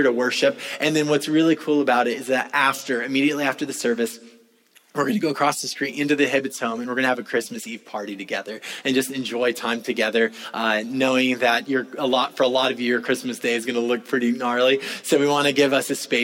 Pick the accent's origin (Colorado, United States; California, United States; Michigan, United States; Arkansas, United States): California, United States; now in Florida, United States; I know I'm from California